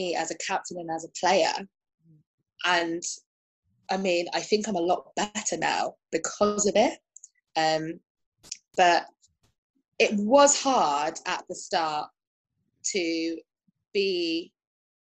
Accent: London, United Kingdom; English is a second language; I grew up in Kensington and Chelsea.

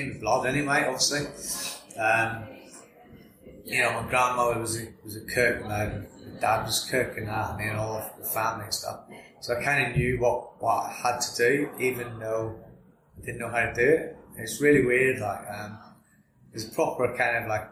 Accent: Larne, Northern Ireland, United Kingdom; moved away as an adult; now in England; Originally from Northern Ireland, a little town called Larne, which just north of Belfast

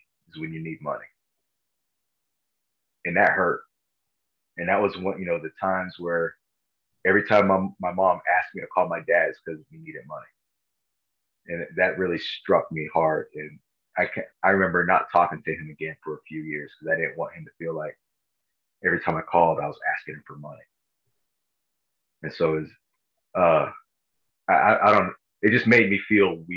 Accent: Los Angeles County, Southern California, United States; I grew up in Southern California

